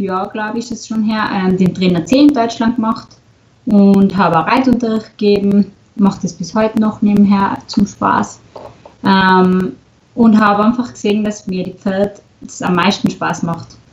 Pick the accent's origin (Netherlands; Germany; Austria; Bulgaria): Austria; Stubai Valley, Tyrol; komme aus Tirol, aus dem schönen Stubaital.